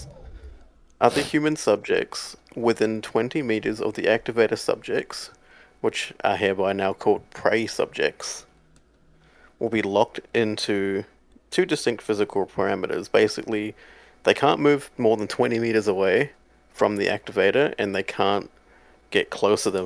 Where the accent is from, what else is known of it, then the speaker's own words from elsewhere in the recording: Australia; I'm from Australia